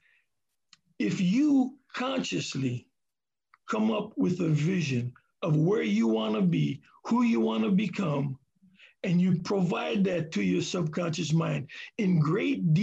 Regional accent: Hawaii, United States; now in Seattle, United States; I'm from Hawaii

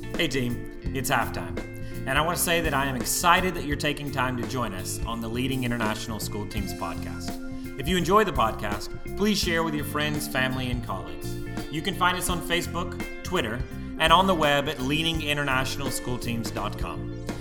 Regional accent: Tupelo, Mississippi, United States; I was born in Tupelo, Mississippi in 1983

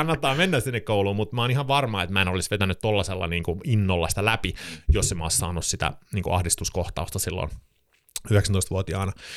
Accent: Sweden; Finnish is a second language; moved away as an adult; also born or lived in Stockholm, Sweden; now in Helsinki, Finland; mä oon siis äh, Ruotsin kansalainen, äh, varttunut Ruotsissa ja suomi on minun kolmas kieli englannin ja ruotsin jälkeen

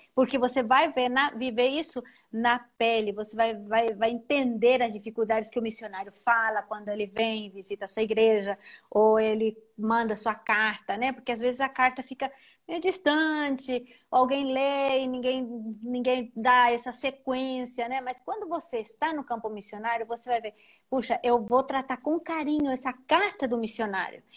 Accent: Paraguay; Portuguese is a second language; moved away as an adult; now in São Paulo, Brazil; eu sou paraguaia

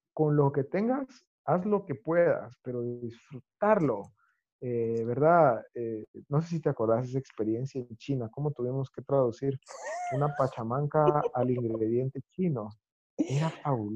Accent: Guatemala; yo nací en Guatemala

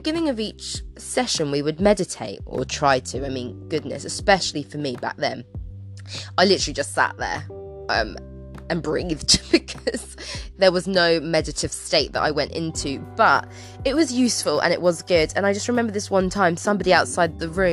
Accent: England, United Kingdom; we live in a cold, grey England

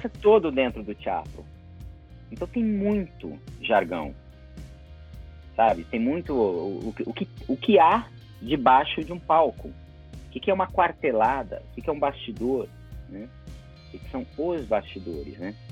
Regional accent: São Paulo, Brazil; eu tô falando aqui de São Paulo, uhum. cidade onde eu nasci, onde eu estudei e onde eu, eu trabalho

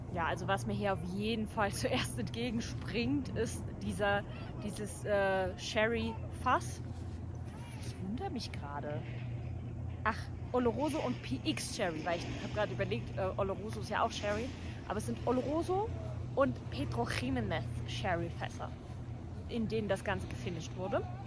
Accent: Dresden, Saxony, Germany; ich bin ja Dresdnerin

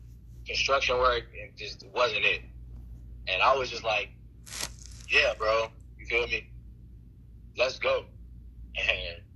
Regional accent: Chicago, Illinois, United States; I'm from Chicago.

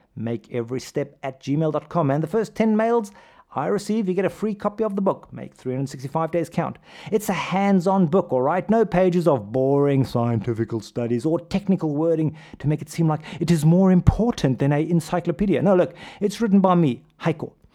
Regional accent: Pretoria, Gauteng, South Africa; I grew up in South Africa. As you can tell from my accent, hey, I'm just a kid from 34 Lampet Street in the Willows. Shout out to Hoerskool de Wilgers

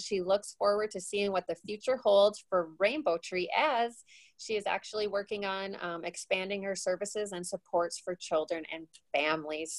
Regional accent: South Dakota, United States; we're both from South Dakota

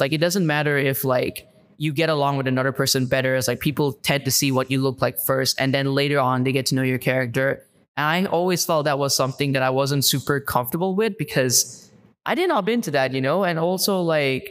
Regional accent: Malaysia; first language English; moved away as an adult; growing up in Malaysia

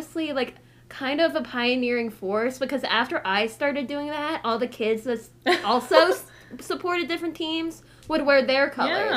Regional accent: outside Baltimore, Maryland, United States; born or raised there

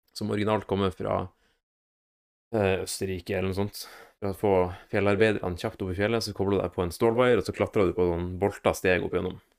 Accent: Northern Norway, Norway; moved away; hjemme i Nord-Norge

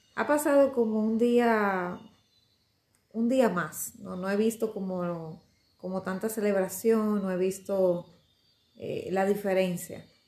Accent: Dominican Republic; me siento orgullosa de ser dominicana. Eh, bueno, es mi país, lo amo muchísimo mi pedazo de isla

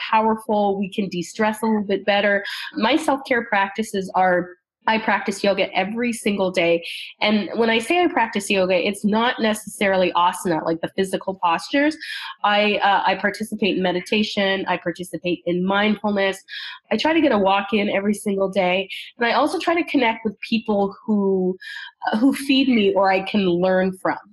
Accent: Canada; I'm from Canada

